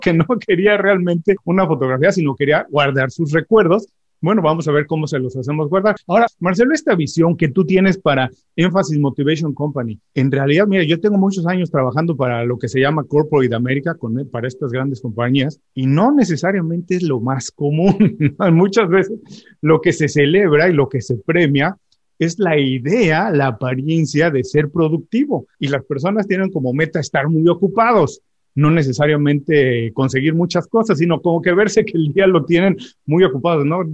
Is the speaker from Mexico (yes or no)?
yes; Mexico; soy mexicano